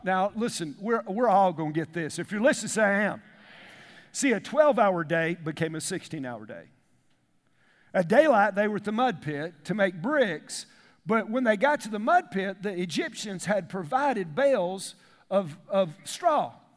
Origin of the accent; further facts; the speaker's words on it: the South, United States; we grew up in the South